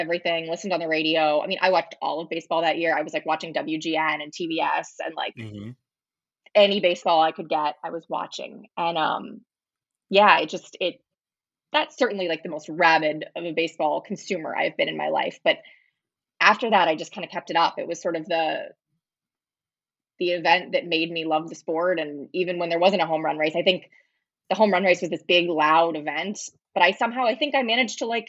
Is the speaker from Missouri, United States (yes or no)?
yes; St. Louis, Missouri, United States; I'm from St. Louis, so I grew up with baseball everywhere